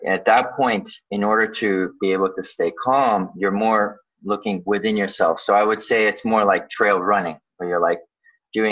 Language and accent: English; Vancouver, British Columbia, Canada; born or raised there; also born or lived in Odesa, Ukraine